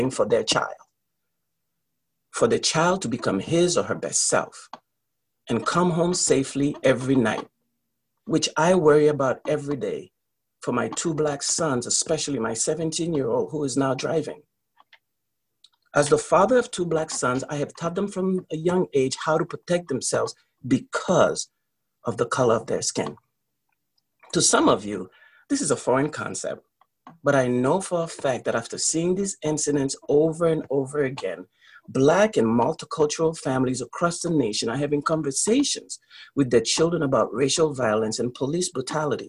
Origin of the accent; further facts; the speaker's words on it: United States; my experience as an American